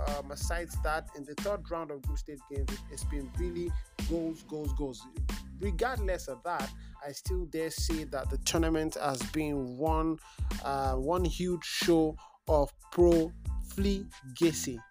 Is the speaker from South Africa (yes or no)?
no; Nigeria; English is a second language; I'm a Nigerian Yoruba boy